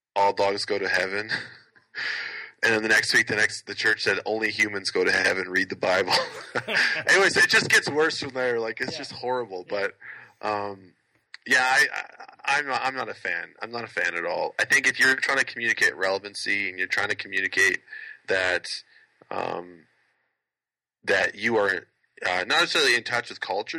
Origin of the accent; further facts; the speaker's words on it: Canada; I love being Canadian, I'm so glad that I'm Canadian